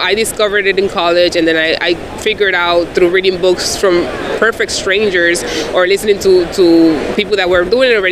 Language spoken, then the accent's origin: English; Dominican Republic; moved away; I'm an immigrant from the Dominican Republic.